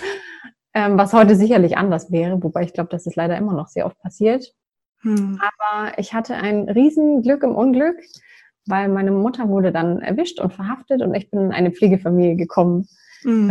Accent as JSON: {"language": "German", "area": "near Würzburg", "region": "Bavaria", "country": "Germany", "said": "ich komme aus der Nähe vom schönen Würzburg"}